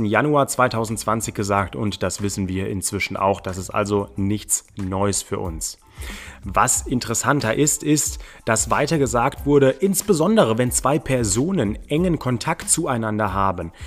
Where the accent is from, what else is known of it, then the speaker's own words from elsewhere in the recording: Germany; bei uns in Deutschland